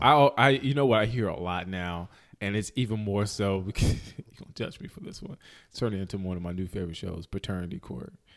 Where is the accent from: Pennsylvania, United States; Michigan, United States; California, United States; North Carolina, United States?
North Carolina, United States; High Point; I am from High Point, the High Point, Greensboro area